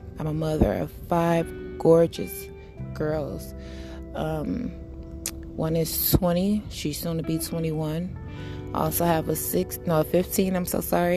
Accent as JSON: {"language": "English", "town": "Chicago", "region": "Illinois", "country": "United States", "tie": "born or raised there", "moved": "yes", "lives_now": "Milwaukee, United States", "said": "Growing up in Chicago, although it's home and it molded me to be stronger"}